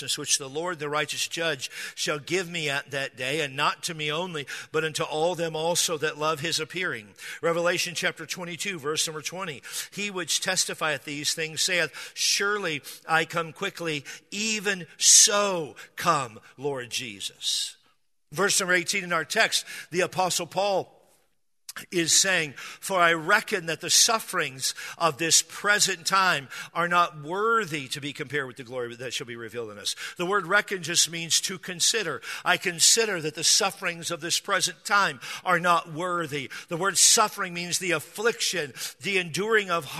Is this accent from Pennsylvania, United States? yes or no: no; Washington, United States; now in San Diego, United States; I grew up in Washington State